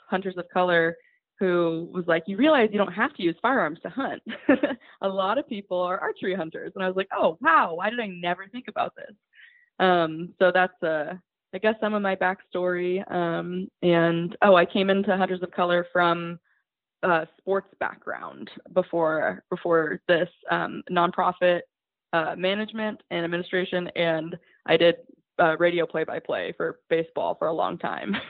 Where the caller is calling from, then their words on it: Oregon, United States; I'm calling from, or I'm in, I'm on the podcast from Oregon